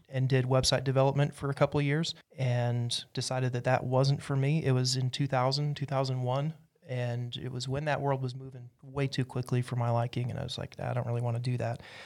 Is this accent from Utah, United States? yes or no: yes; Utah, United States; moved away as an adult; now in Asheville, United States; I was raised in Utah